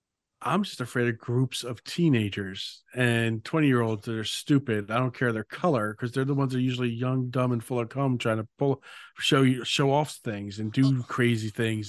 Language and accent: English; Philadelphia, Pennsylvania, United States; But I grew up in Port Richmond and Alany